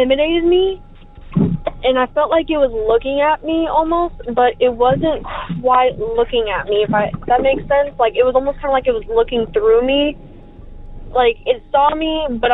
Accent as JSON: {"language": "English", "country": "United States", "tie": "born or raised there", "said": "I grew up around Lake Texoma."}